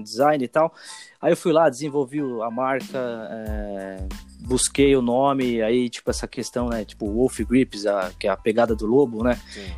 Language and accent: Portuguese; Osasco, São Paulo, Brazil; Onde, onde eu morava, cresci em Osasco, né? Osasco, São Paulo